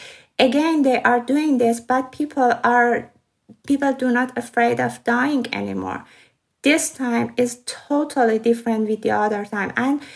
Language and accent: English; Iran; English is a second language; moved away as an adult; now in Dublin, Ireland; I'm from Iran